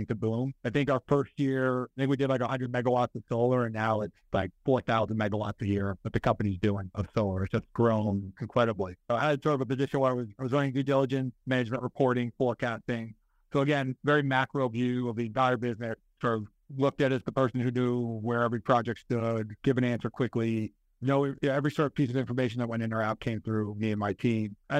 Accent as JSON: {"language": "English", "town": "New York City", "region": "New York", "country": "United States", "tie": "born or raised there", "moved": "as an adult", "said": "I was born and raised in New York City. So lived there basically until 2014"}